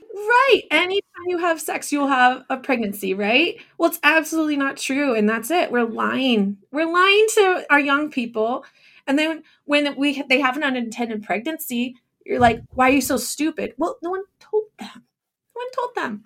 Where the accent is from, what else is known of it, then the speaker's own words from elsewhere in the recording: Northern California, United States; moved away as an adult; also born or lived in Japan; now in Orange City, United States; I grew up in Northern California.